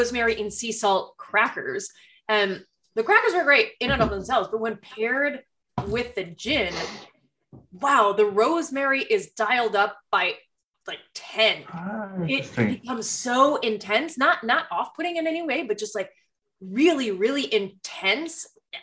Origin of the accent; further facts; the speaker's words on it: Wisconsin, United States; I'm from Wisconsin